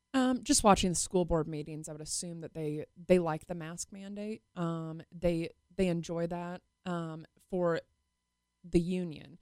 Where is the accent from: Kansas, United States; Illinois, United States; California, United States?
Kansas, United States; Wichita; I'm born and raised in Wichita.